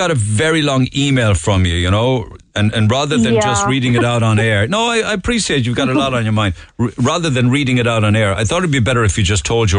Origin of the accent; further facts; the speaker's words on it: New Jersey, United States; now in Youghal, Ireland; I've lived in Youghal for the past 14 years, but I'm originally from New Jersey. Where I'm from, there are options for teenagers who do not listen and wreak havoc.